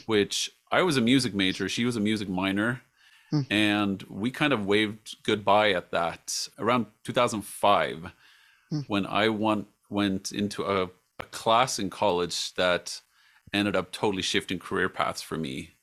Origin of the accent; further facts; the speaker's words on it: Sweden; moved away; also born or lived in United States / England / Jordan; live in my home country, Sweden